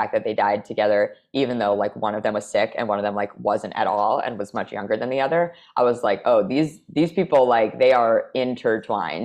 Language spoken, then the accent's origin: English; United States; I'm American.